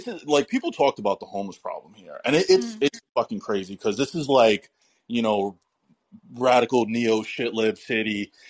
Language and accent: English; New York, United States; moved away as an adult; now in Seattle, United States; I'm from New York, born and raised, but I actually recently just moved out to Seattle, Washington.